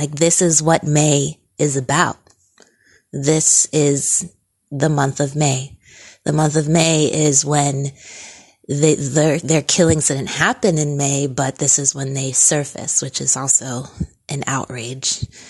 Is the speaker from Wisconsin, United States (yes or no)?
no; New Jersey, United States; Yes, I grew up in New Jersey for 10 years, but I don't remember any forms of racism or feeling like I was being, that I was being discriminated against